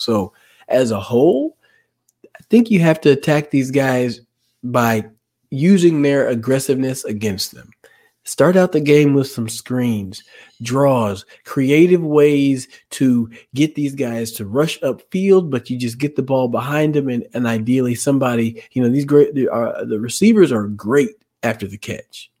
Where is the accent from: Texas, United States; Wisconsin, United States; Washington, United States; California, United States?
Texas, United States; Dallas; growing up in Dallas